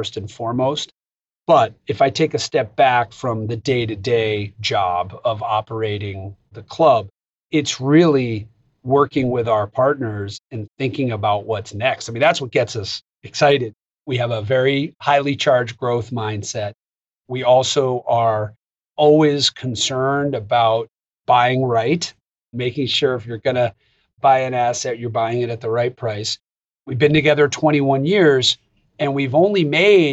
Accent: United States; as an American

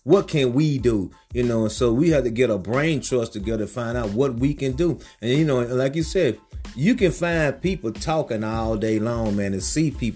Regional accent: Georgia, United States; I'm from Georgia

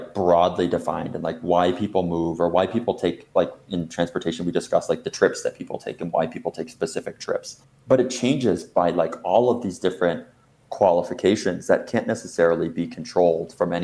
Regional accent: Detroit, Michigan, United States; I also grew up, I was raised in Detroit, but my family moved out to the suburbs

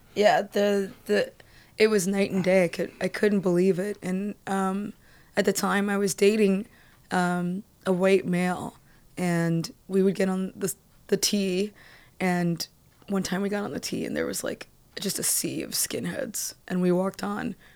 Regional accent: Columbia, Maryland, United States; moved away; also born or lived in Boston / New York; I grew up in Columbia, Maryland

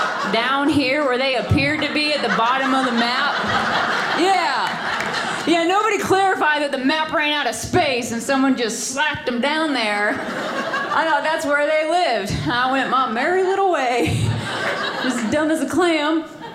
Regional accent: South Carolina, United States; moved away as an adult; now in California, United States; I'm originally from South Carolina.

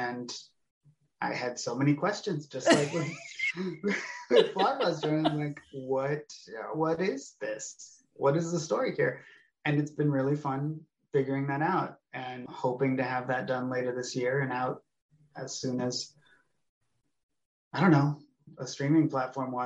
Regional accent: United States; also born or lived in California / Oregon; I grew up in California and Oregon

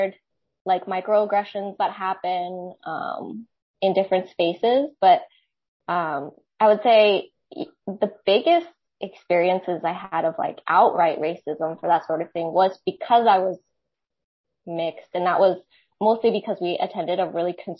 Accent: Maryland, United States; moved away as an adult; now in Santa Barbara, United States; I grew up in Maryland

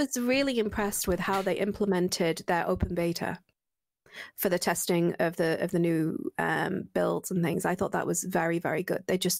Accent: United Kingdom; Yeah, I'm very British.

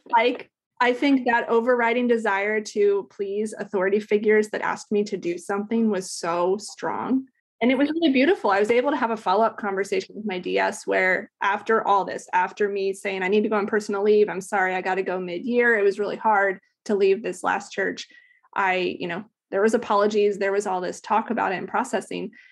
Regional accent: Alaska, United States; also born or lived in Ohio; we moved up there when I was, like, nine. So I spent, like, a ton of time in Alaska

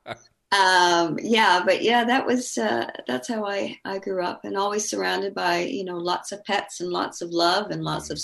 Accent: Vancouver, British Columbia, Canada; Growing up in Vancouver was fabulous.

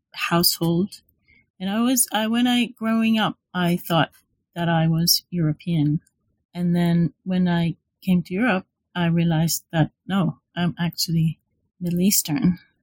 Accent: Israel; moved away as an adult; now in London, United Kingdom; I'm from from Israel, so I did my undergraduate and MA um, in Israel

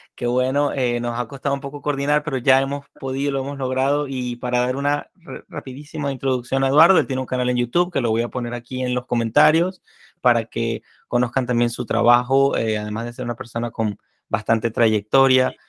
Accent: Venezuela; moved away

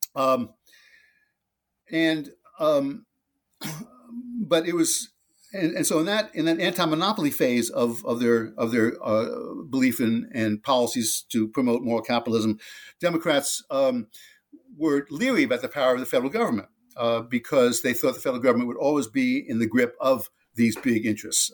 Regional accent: New Jersey, United States; on the streets of my hometown in uh, New Jersey, suburb of New York City

